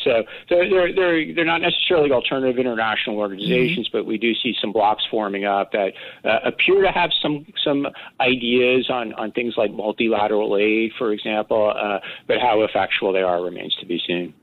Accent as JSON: {"language": "English", "country": "United States", "said": "being an American"}